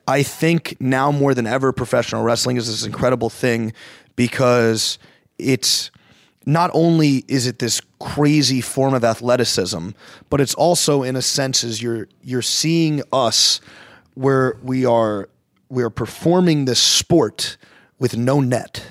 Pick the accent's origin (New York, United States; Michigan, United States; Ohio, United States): New York, United States; Plainview; I grew up in Plain View.